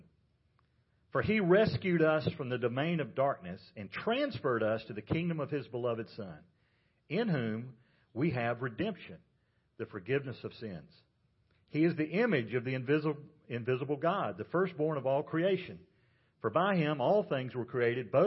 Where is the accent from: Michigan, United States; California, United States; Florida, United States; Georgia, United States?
Georgia, United States; I grew up in Georgia